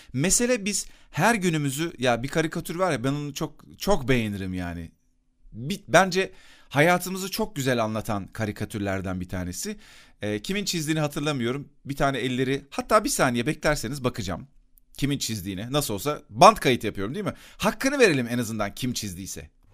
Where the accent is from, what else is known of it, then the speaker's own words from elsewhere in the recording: Akyazı, Sakarya, Turkey; küçükken benim bulunduğum mahallede Akyazı'da